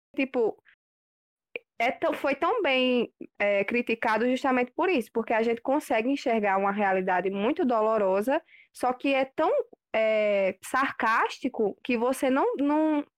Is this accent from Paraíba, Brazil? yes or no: yes; Picuí, Paraíba, Brazil; de Picuí